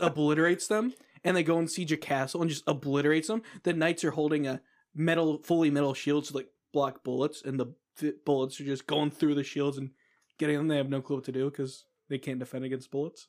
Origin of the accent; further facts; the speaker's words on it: United States; as an American